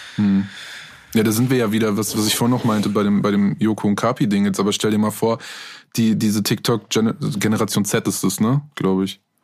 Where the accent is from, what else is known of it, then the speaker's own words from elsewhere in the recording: Minden, North Rhine-Westphalia, Germany; Ich komme aus Minden